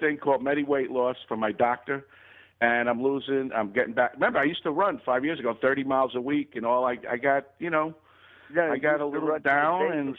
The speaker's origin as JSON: {"language": "English", "town": "New York City", "region": "New York", "country": "United States", "tie": "born or raised there", "said": "the people I grew up in New York."}